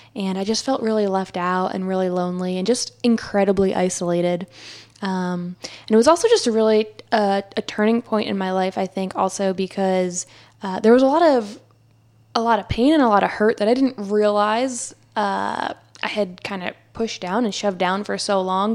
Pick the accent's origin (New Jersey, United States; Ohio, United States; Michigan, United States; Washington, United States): New Jersey, United States; moved away as an adult; also born or lived in Philadelphia; now in Charlotte, United States; I grew up in New Jersey.